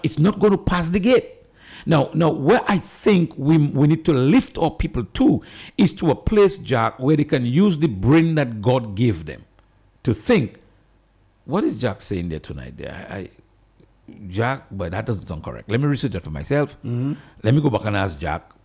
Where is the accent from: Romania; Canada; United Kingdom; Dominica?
Dominica; I'm from Dominica, a little country in the, in the Caribbean. I'm proud to be from there